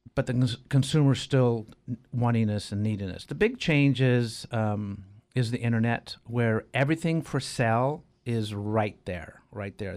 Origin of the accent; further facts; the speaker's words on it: Arroyo Grande, California, United States; also born or lived in San Jose; I grew up in Arroyo Grande.